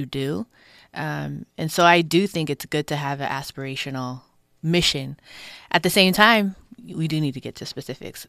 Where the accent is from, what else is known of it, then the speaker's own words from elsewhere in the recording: Willowbrook, California, United States; I'm from this district. I'm from Willowbrook. I was born in Ujima Village, which was a housing development.